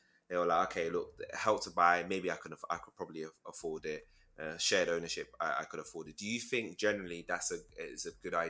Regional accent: London, United Kingdom; so I'm from London

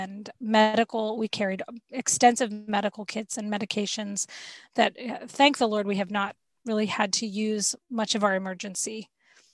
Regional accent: Florida, United States; We're from Florida. We're used to having sea creatures in our backyard

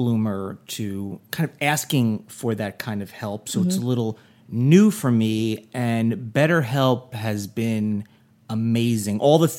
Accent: New Jersey, United States; Jersey, my home state.

